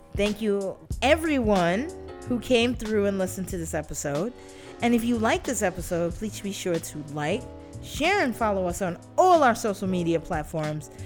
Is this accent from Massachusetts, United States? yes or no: no; New York City, New York, United States